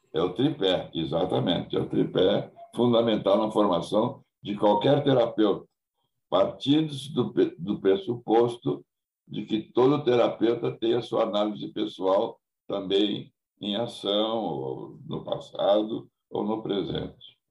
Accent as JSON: {"language": "Portuguese", "town": "Porto Alegre", "region": "Rio Grande do Sul", "country": "Brazil", "said": "Nunca saí de Porto Alegre"}